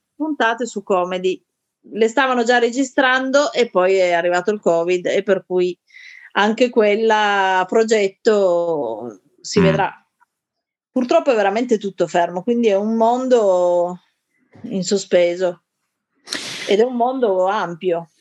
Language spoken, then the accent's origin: Italian; Turin, Piedmont, Italy; Io sono di Torino, quindi a Torino il teatro era già un, un settore molto attivo